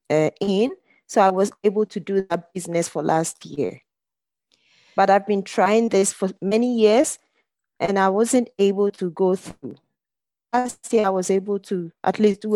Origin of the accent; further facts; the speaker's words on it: Ghana; now in Zurich, Switzerland; I grew up in Ghana, but I moved here some years back